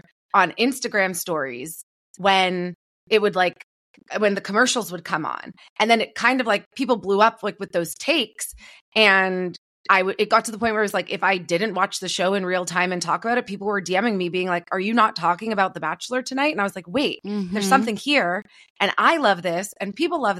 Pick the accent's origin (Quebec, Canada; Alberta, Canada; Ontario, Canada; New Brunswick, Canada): Ontario, Canada; Toronto; I'm from Toronto, from … City